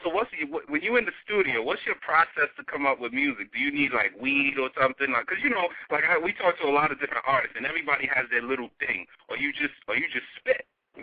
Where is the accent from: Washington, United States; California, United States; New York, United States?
New York, United States; I'm from New York, right? We based in New York.